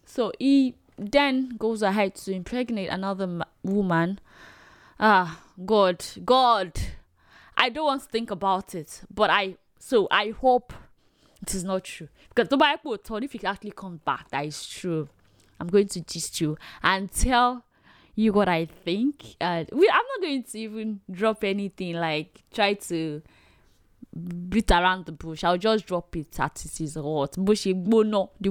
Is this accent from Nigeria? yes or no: yes; Nigeria; As a Nigerian